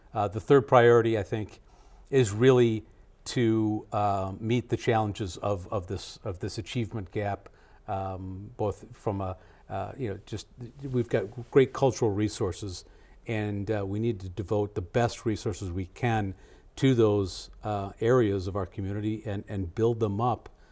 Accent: Madison, Wisconsin, United States; moved away; also born or lived in Connecticut; I decided to move back to my hometown here in Madison, um, from Connecticut.

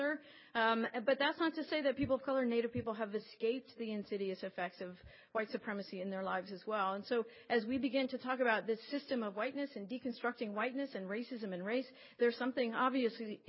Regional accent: Las Vegas, Nevada, United States; moved away; I grew up in Las Vegas, and so my family's still there

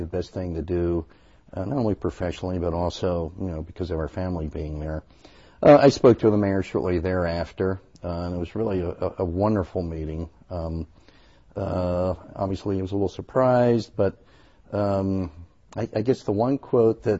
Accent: Baltimore, Washington area, Maryland, United States; now in Madison, United States; I'm originally from the Baltimore, Washington area, as is my wife

